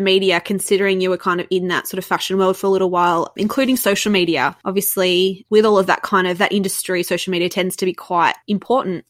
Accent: Melbourne, Victoria, Australia; Yes, and I love being from Melbourne. I really love being from Melbourne

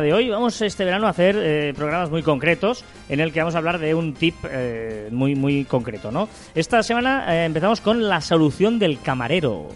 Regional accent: Barcelona, Catalonia, Spain; nosotros somos de Barcelona

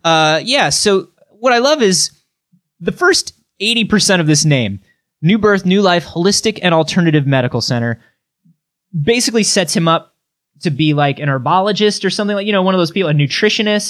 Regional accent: Florida, United States; I'm from Florida

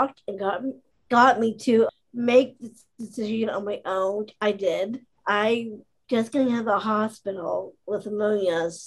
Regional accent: Pittsburgh, Pennsylvania, United States; I grew up here in Pittsburgh

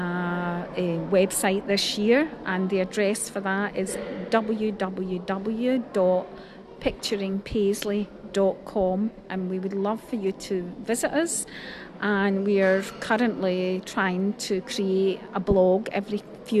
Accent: Glasgow, Scotland, United Kingdom; moved away as an adult; also born or lived in Paisley; I'm a Glaswegian

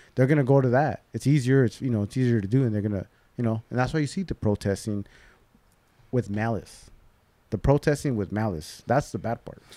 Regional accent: Covina, California, United States; I grew up in Covina

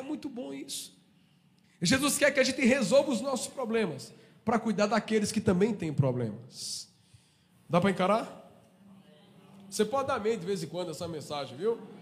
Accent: Brazil

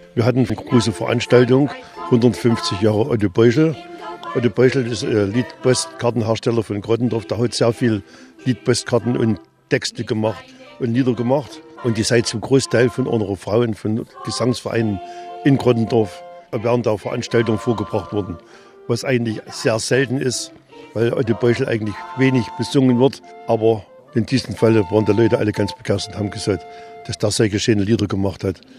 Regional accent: Erzgebirge, Saxony, Germany; accent: Erzgebirgisch

